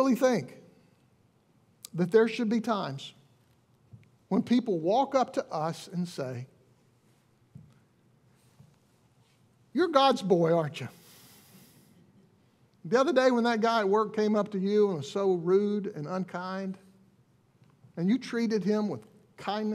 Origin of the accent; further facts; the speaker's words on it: Alabama, United States; We're from Alabama